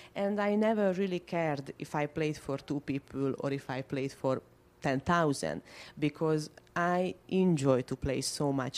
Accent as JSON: {"language": "English", "region": "Budapest", "country": "Hungary", "moved": "as an adult", "lives_now": "Florida, United States", "said": "I am from Hungary, from Budapest. I moved to the US uh, last year"}